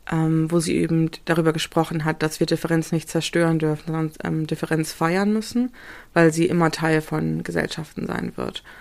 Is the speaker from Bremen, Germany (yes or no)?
yes; Bremen, Germany; ich bin halt in Bremen zur Schule gegangen, als der PISA-Test war auf die Kornstraße.